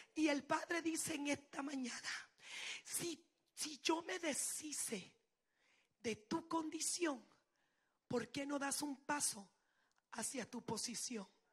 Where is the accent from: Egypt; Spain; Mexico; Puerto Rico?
Puerto Rico; yo soy puertorriqueña.